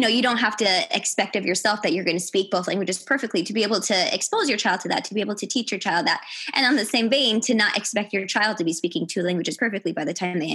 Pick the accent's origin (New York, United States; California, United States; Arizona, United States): Arizona, United States; Tucson; first language English; So from K to eighth grade, we were in a bilingual program there in Tucson